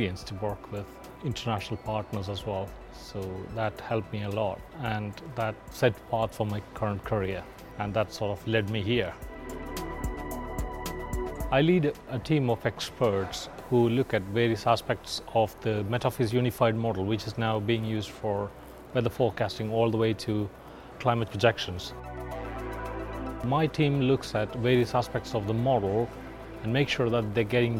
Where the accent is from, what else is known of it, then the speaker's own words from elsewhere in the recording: India; moved away as an adult; now in United Kingdom; I'm Indian